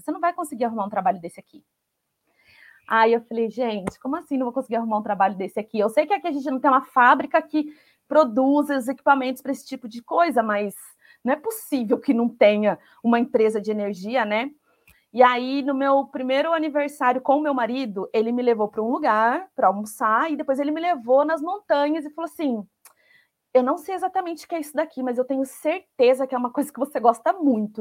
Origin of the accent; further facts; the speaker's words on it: Taubaté, São Paulo, Brazil; moved away as an adult; now in Ireland; eu sou de Taubaté